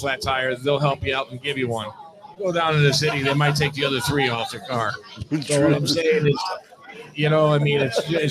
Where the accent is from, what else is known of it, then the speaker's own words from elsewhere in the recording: near Watkins Glen, New York, United States; Sean and I are from the Southern Tier. I grew up near Watkins Glen, where the Grand Prix racetrack is.